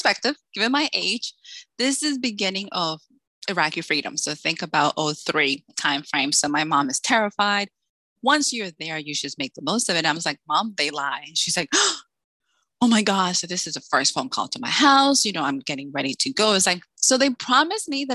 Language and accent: English; Salem, Massachusetts, United States; moved away as an adult; also born or lived in Dominican Republic; now in Texas, United States; I'm originally from the Dominican Republic, but I grew up in Salem, Massachusetts.